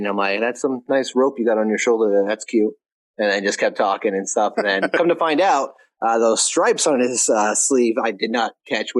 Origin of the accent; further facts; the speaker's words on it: New England, United States; I'm from New England. So talked real fast, hands going everywhere.